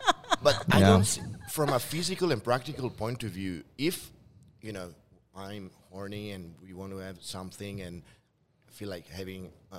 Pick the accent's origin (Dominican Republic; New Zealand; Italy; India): Italy; northeast Italy; moved away as an adult; also born or lived in Netherlands; now in Shenzhen, China; Dongbei of Italy, I told you. I'm from Dongbei of Italy.